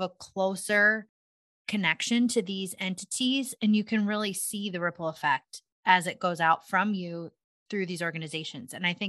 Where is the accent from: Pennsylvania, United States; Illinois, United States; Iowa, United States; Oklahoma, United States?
Iowa, United States; Cascade